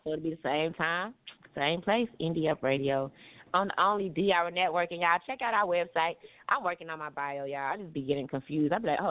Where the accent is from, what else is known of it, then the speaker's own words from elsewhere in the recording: Tulsa, Oklahoma, United States; I'm from Tulsa. These guys are so different.